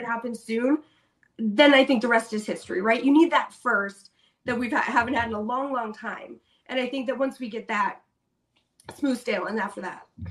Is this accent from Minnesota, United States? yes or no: yes; Minnesota, United States; I'm from Minnesota